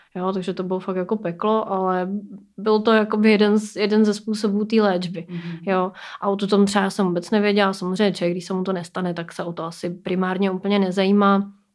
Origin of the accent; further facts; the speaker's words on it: Plzeň, Plzeň Region, Czechia; mi je 33 let a pocházím z Plzně